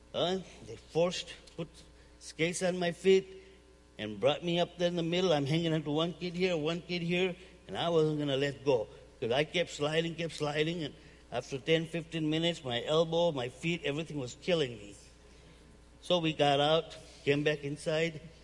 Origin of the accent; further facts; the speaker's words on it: Uganda; now in United States; I'm originally from Uganda, East Africa. Um, came here in 1972.